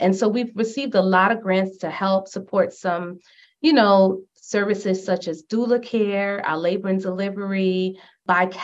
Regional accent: New York City, New York, United States; born and raised in Brooklyn, everything Brooklyn

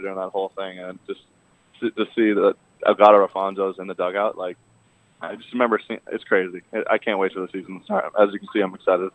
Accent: Boston, Massachusetts, United States; I grew up around the Boston area

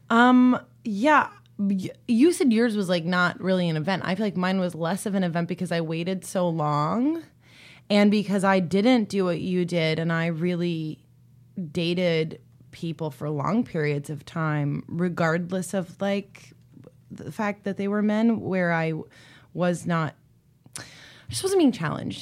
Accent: East Coast, United States; I'm from the East Coast

